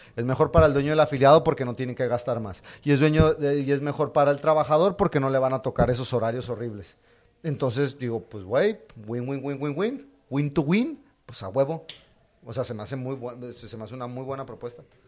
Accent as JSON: {"language": "Spanish", "town": "Madrid", "region": "Community of Madrid", "country": "Spain", "said": "yo sí soy de Madrid"}